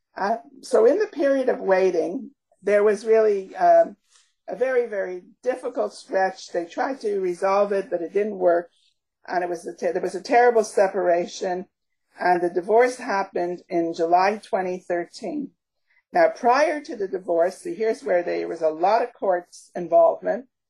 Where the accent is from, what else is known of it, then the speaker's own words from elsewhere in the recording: Canada; also born or lived in Montreal / Toronto; we are we are Canadian